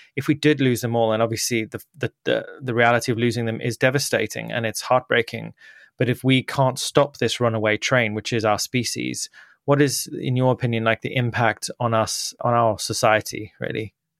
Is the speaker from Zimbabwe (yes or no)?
yes; Zimbabwe; moved away; I was born there in Zimbabwe